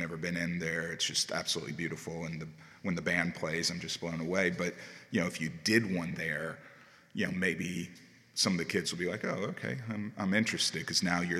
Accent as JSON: {"language": "English", "town": "Chamblee", "region": "Georgia", "country": "United States", "tie": "born or raised there", "said": "I've been in the area my whole life. I've been in Huntley Hills for 22 years now"}